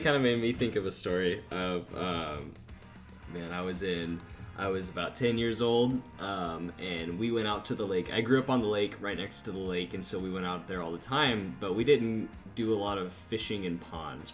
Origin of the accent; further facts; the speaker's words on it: Valley View, Texas, United States; moved away as an adult; now in College Station, United States; I am currently living in College Station, Texas, and I'm originally from Valley View, Texas